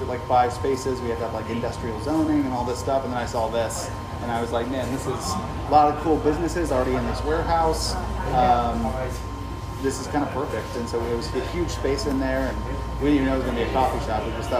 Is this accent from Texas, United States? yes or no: yes; Temple, Texas, United States; also born or lived in Lubbock, Texas / Austin, Texas; now in San Antonio, United States; I was born in Temple, Texas